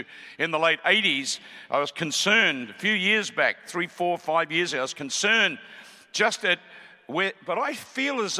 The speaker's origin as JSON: {"language": "English", "country": "Australia", "also_born_or_lived": "Melbourne", "said": "We're from Australia"}